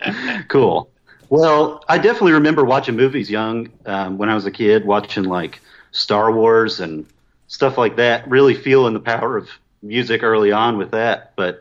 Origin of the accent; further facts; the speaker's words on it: near West Lafayette, Indiana, United States; I grew up in Indiana, so somewhere near West Lafayette, Indiana